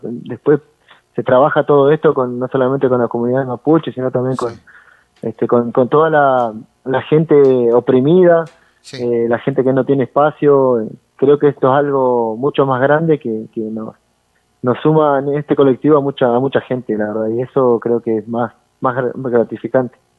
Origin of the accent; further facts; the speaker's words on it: Argentina; allá de, la zona de Junín